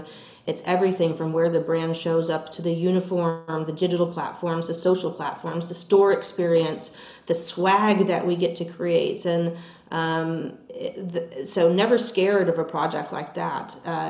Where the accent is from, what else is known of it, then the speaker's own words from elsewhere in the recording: the South, United States; I'm from the South. I grew up with it.